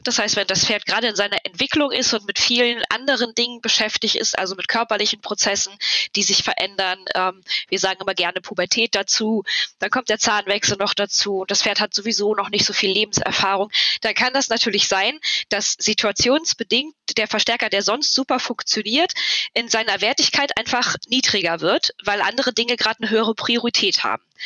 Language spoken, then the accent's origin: German; near Cologne, North Rhine-Westphalia, Germany; Ich komme aus der Nähe von Köln